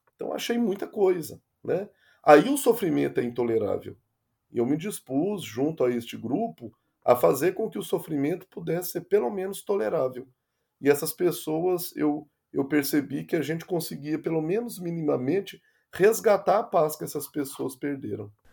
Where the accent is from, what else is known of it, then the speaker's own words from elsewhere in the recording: interior of Minas Gerais, Brazil; now in Rio de Janeiro, Brazil; como eu sou do interior de Minas Gerais, a gente tem uma cultura muito rural